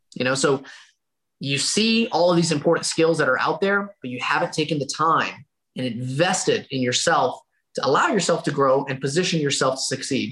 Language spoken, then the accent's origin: English; Dalton, Georgia, United States; within a 30 mile radius of my hometown of Dalton, Georgia